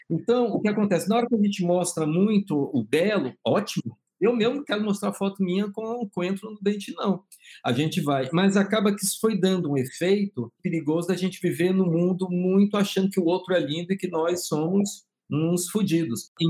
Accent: Bahia, Brazil; also born or lived in Rio de Janeiro; eu nasci no Rio, mas eu sou baiano, estou aqui falando de Salvador

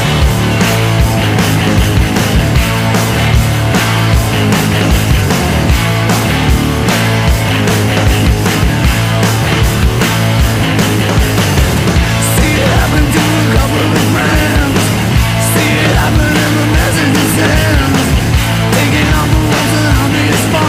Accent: Southern California, United States; now in Austin, United States; I grew up Rams fam in Southern California with all my friends there

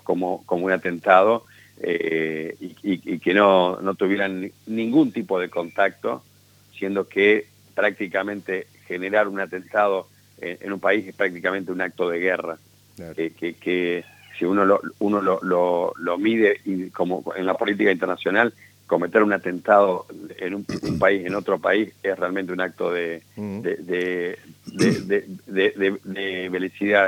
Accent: Argentina; como argentino

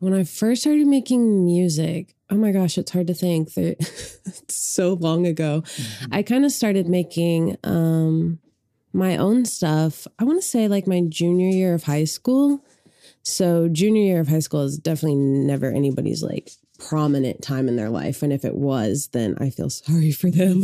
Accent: Sand Springs, Oklahoma, United States; I grew up outside of Tulsa in a small town called Sand Springs

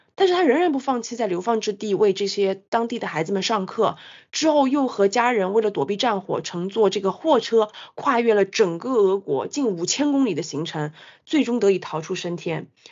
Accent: China; 我们中国人作为北亚战场的惨烈伤亡，

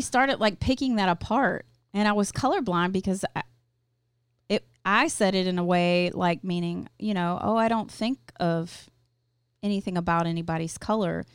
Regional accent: Louisville, Kentucky, United States; I went to a parochial school 'cause I'm from Louisville, Kentucky

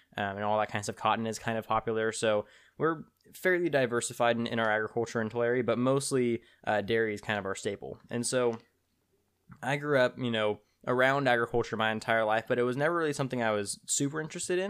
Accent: Tulare, California, United States; also born or lived in Tipton, California; I was born and raised in a small town in central California called Tulare

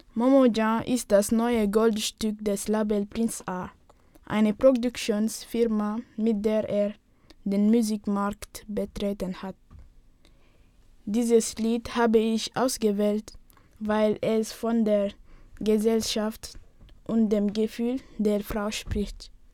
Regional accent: Senegal; moved away as an adult; now in Germany; ich bin im Senegal geboren und lebe jetzt seit elf Monaten in Deutschland

